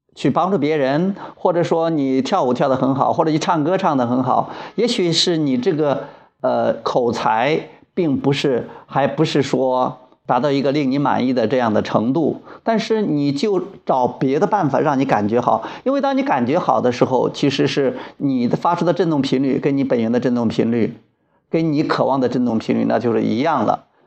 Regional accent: Wuyang, Henan, China; 我现在在河南省武阳县我的老家

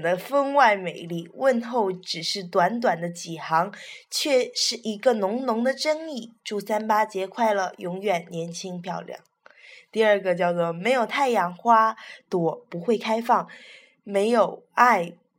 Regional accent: China; 我们是中国人嘛

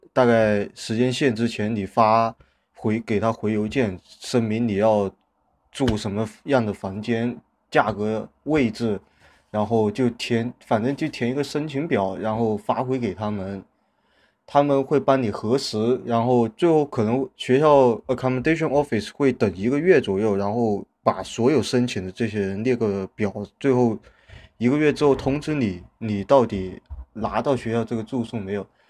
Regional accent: China; moved away as an adult; 我们中国人生活习惯一样

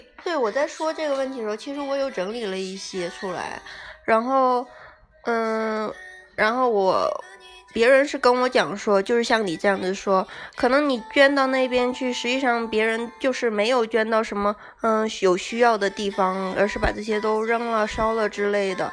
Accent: Northeast China, China; 我们东北那边天气

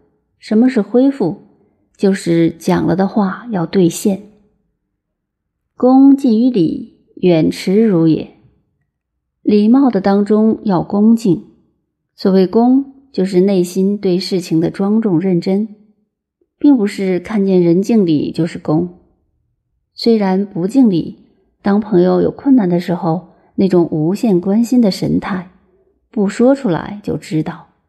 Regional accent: China; 我们中国人这种性格，有时候比儒家的影响还要大。

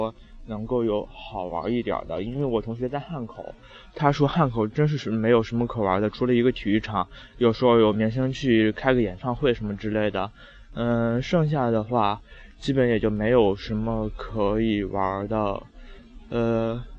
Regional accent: Qingdao, Shandong, China; moved away as an adult; also born or lived in Weihai, China / Wuhan, China; 小时候是在青岛，然后大学是在威海上的。

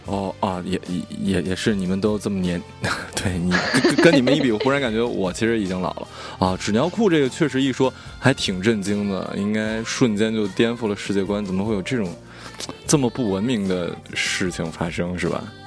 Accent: China; 作为我们中国人

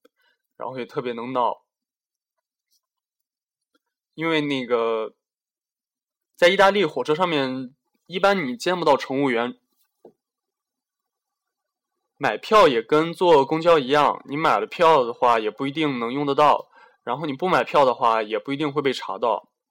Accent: Shandong, China; 我我老家是在山东，其实山东也我印象里也不怎么下雪。不知道这两年怎么样，一直都没回去。

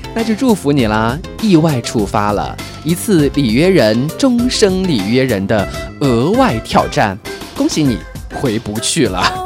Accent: China; 我们中国人

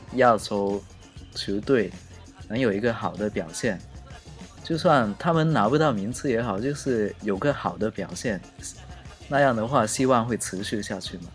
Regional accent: China; now in Japan; 作为中国人

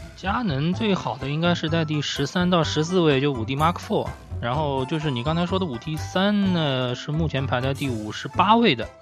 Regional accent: Suzhou, Jiangsu, China; 作为苏州人

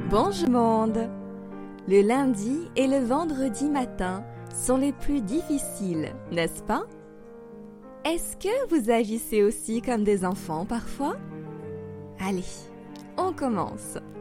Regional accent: France; also born or lived in Paris

